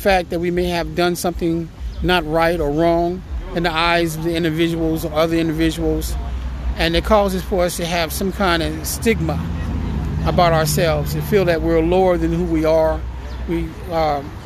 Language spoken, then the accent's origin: English; French Camp, California, United States; I was born in Stockton, California, in a small little town called French Camp, California. It's about 5 miles south of Stockton